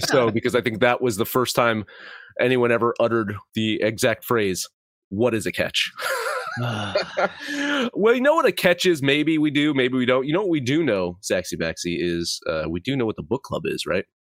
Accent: New Jersey, United States; my home state team

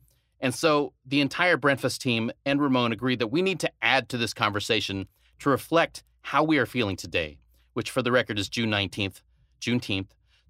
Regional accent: Philippines; born there; I was born in the Philippines, but if I go back to the Philippines, I'm definitely not considered a Filipino. I'm considered white.

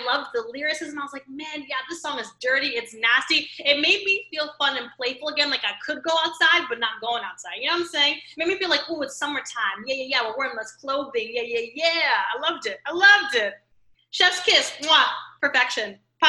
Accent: New York, United States; born there; I was born in New York. I like to claim New York as part of my being.

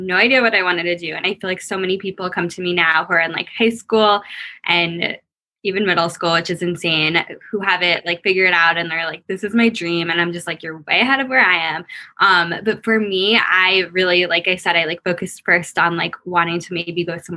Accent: Long Island, New York, United States; also born or lived in Boston; now in New York City, United States; I'm originally from Long Island, but I'm now living in New York City. So I've kind of always been a New Yorker

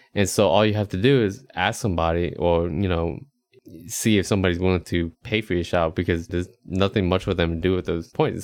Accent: Charlotte, North Carolina, United States; also born or lived in Texas; now in Austin, United States; I was going home to Charlotte

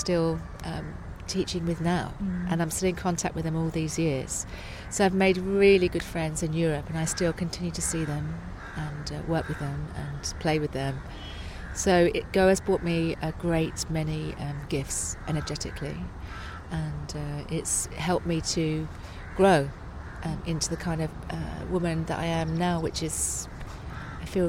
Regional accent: Essex, East of England, United Kingdom; moved away; I'm from Essex, you know. I'm totally an Essex girl

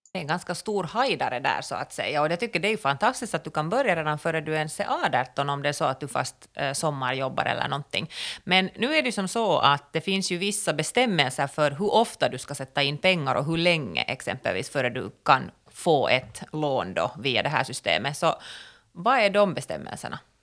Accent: Finland; som finländare

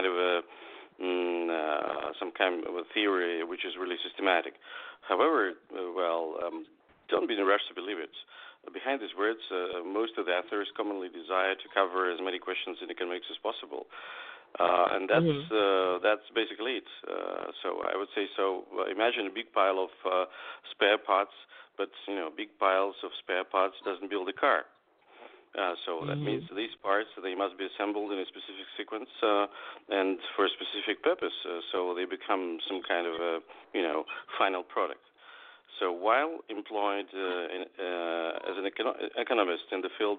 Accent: Moscow, Russia; I'm a writer from Russia, from Moscow

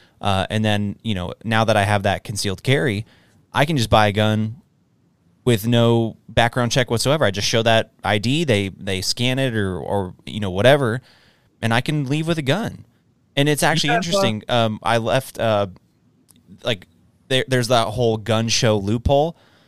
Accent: Texas, United States; But I, as a Texan who has a concealed carry permit, I don't have to get background checked now when I purchase a firearm

